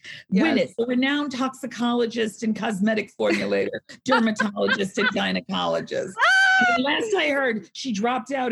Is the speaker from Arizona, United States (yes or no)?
no; New York, United States; I'm from New York.